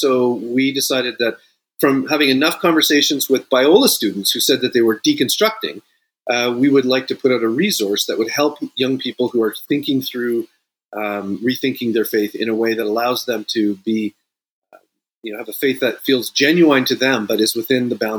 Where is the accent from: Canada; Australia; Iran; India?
Canada; Sault Ste. Marie, Ontario; now in United States; Yeah, I am. I am a Canadian, a lifelong Toronto Maple Leafs fan.